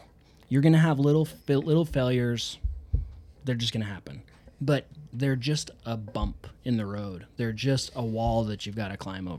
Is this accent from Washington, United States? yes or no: no; Idaho, United States; I'm from Idaho.